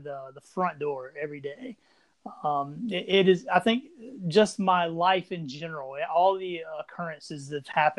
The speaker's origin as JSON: {"language": "English", "town": "Anderson", "region": "South Carolina", "country": "United States", "tie": "born or raised there", "also_born_or_lived": "Greenville, South Carolina", "moved": "yes", "lives_now": "Columbia, South Carolina, United States", "said": "I'm originally from Anderson, South Carolina. I grew up more in Anderson and Greenville upstate"}